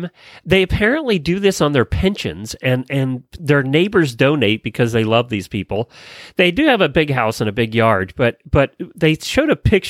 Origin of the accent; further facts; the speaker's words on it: Ocala, Florida, United States; from Ocala, Florida.